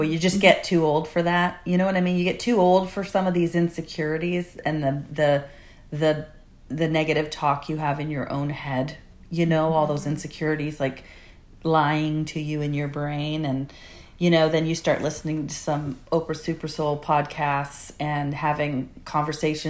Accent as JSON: {"language": "English", "country": "Canada", "said": "a middle-aged woman from Canada"}